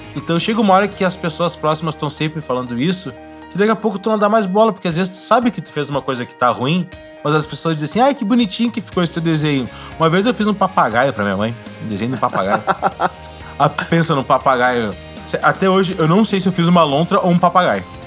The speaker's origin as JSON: {"language": "Portuguese", "town": "Porto Alegre", "region": "Rio Grande do Sul", "country": "Brazil", "moved": "yes", "said": "lá da onde eu vim, em Porto Alegre"}